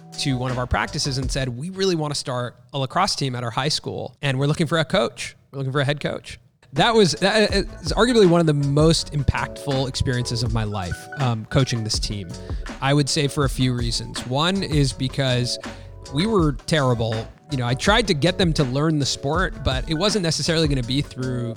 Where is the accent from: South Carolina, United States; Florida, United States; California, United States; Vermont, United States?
California, United States; Los Angeles; I grew up in Los Angeles